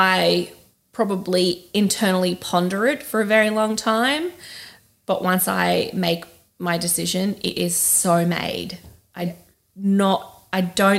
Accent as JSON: {"language": "English", "country": "Australia", "moved": "yes", "said": "as an Australian"}